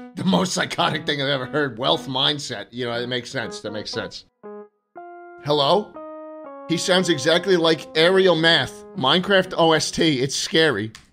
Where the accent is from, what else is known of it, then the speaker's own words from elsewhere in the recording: New York City, New York, United States; I grew up in New York City